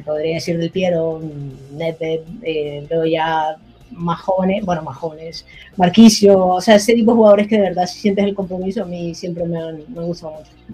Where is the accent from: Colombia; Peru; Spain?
Colombia; yo soy de Colombia